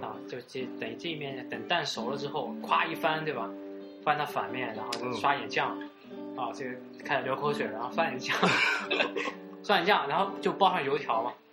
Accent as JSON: {"language": "Chinese", "town": "Hangzhou", "region": "Zhejiang", "country": "China", "tie": "born or raised there", "said": "以前小时候在吴山路上"}